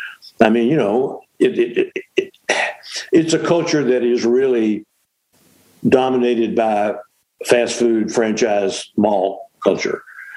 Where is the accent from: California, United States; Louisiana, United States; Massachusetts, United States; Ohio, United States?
Louisiana, United States; Shreveport; I'm from Shreveport, yeah.